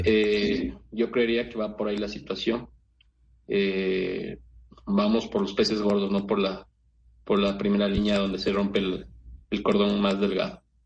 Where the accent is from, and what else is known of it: Ecuador